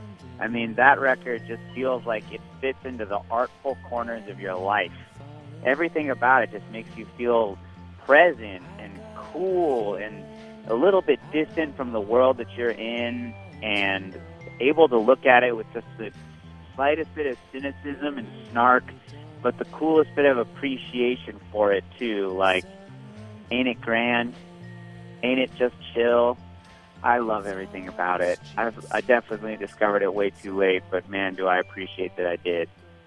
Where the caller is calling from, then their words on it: Chicago, Illinois, United States; I'm calling from Chicago, Illinois.